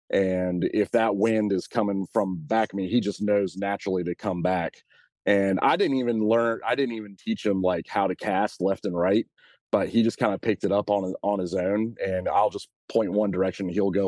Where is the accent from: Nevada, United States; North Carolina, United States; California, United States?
North Carolina, United States; Winston-Salem; So I'm from Winston-Salem, North Carolina, pretty much born and bred North Carolina.